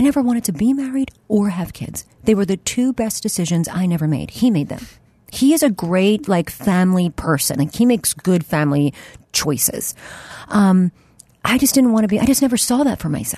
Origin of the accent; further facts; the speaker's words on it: Delaware County, west edge of Philadelphia, Pennsylvania, United States; I grew up in Delaware County, which is which is uh, on the west edge of Philly